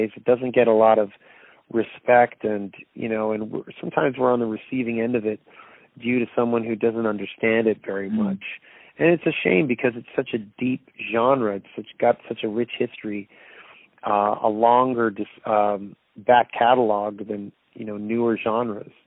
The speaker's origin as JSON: {"language": "English", "town": "Toronto", "region": "Ontario", "country": "Canada", "tie": "born or raised there", "said": "Toronto's my hometown"}